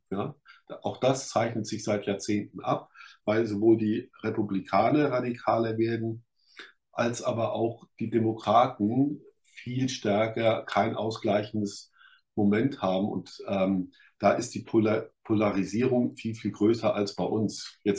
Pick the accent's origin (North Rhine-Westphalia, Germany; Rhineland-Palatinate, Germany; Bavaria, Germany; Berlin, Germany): Rhineland-Palatinate, Germany; Ich komme da 30 Kilometer aus Kaiserslautern, komme ich hier, das wäre eine ganze Region. Fröhlicher Pfälzer wäre total verseucht